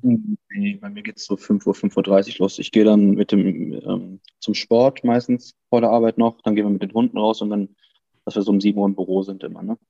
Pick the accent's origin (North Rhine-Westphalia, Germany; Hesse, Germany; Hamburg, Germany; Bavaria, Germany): North Rhine-Westphalia, Germany; Cologne; ich bin Kölner